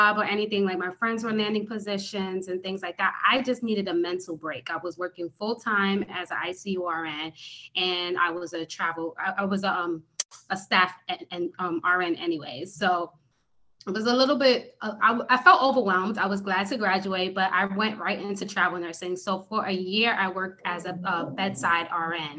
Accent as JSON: {"language": "English", "town": "New York City", "region": "New York", "country": "United States", "tie": "born or raised there", "said": "I am originally from New York City, born and raised in the Bronx, New York"}